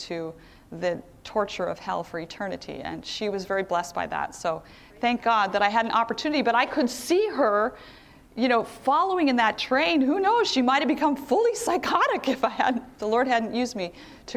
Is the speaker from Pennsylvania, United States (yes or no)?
yes; Philadelphia, Pennsylvania, United States; I'm from Philadelphia, and many of the white Christians in Philadelphia are Presbyterian.